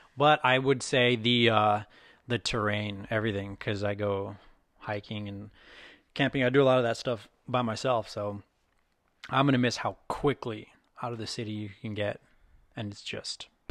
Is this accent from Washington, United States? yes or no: no; Texas, United States; now in Seattle, United States; I'm from Texas